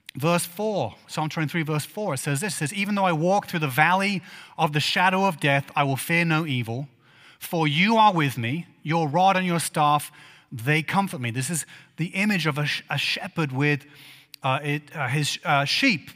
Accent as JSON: {"language": "English", "region": "England", "country": "United Kingdom", "tie": "born or raised there", "moved": "yes", "said": "I grew up in England"}